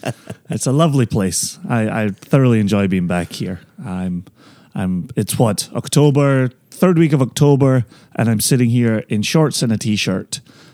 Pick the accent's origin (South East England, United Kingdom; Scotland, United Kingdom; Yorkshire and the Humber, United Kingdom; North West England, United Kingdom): Scotland, United Kingdom; I am the Scotsman on the beach.